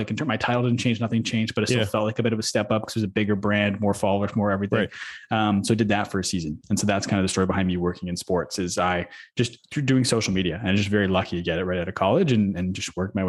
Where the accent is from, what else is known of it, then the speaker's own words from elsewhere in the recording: Manitoba, Canada; which was 12 years old, I believe, is as early as we could play where I grew up in Manitoba.